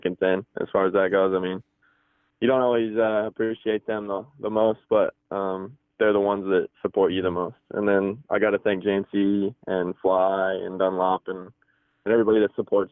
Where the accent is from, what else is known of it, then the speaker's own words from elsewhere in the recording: Boise, Idaho, United States; I'm from Boise, Idaho